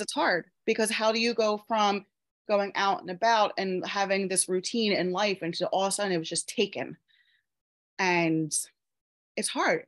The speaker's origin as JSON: {"language": "English", "region": "Pennsylvania", "country": "United States", "tie": "born or raised there", "said": "I live in Pennsylvania in the USA, um, born and raised in Pennsylvania."}